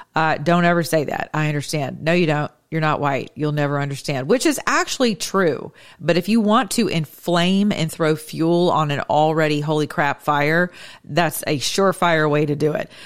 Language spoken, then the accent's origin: English; United States; I'm speaking as an American